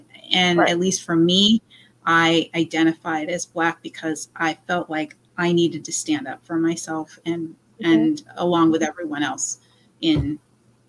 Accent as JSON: {"language": "English", "area": "Orange County", "region": "California", "country": "United States", "tie": "born or raised there", "also_born_or_lived": "Honolulu, Hawaii", "said": "I grew up in Orange County."}